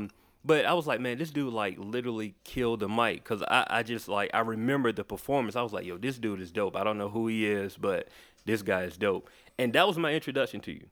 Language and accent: English; Macon, Georgia, United States; also born or lived in Atlanta; I was born in Atlanta, I was raised in Macon, like, an hour away from here